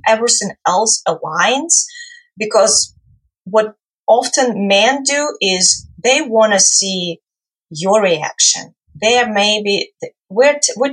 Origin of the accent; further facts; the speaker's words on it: Ukraine; moved away; I come from Ukraine originally